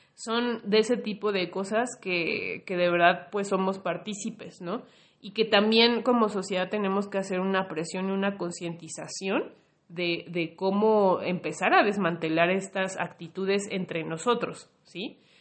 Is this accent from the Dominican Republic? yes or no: no; Mexico; yo como mexicana, mexicane más bien